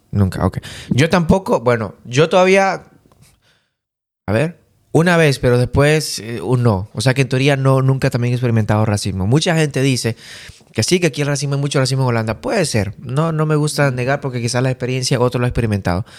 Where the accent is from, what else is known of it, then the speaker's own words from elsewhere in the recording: Bolivia; moved away; yo, que vengo de Bolivia, soy sudamericano